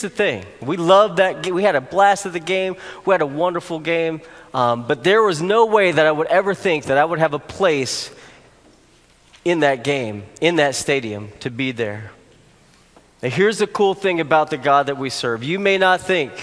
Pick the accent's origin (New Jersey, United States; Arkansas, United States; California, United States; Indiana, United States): Arkansas, United States; moved away; I grew up in Arkansas, and that's my home state.